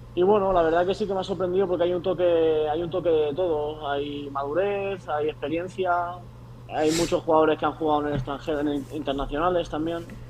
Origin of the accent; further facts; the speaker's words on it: Palma, Balearic Islands, Spain; moved away as an adult; yo justamente soy de Palma de Mallorca